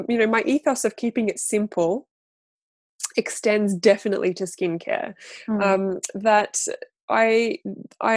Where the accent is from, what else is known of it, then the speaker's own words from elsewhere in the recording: Australia; moved away as an adult; now in United Kingdom; I am an Australian. I'm a displaced Australian living in the UK for 16 years, I think now